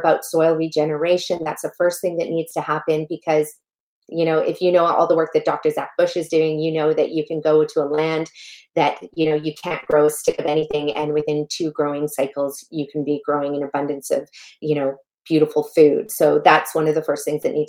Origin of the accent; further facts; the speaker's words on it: Canada; also born or lived in Malawi; I was born in a tiny little village in Malawi, Africa, that has no plumbing, no electricity. And that's where I come from. And then I was raised in Canada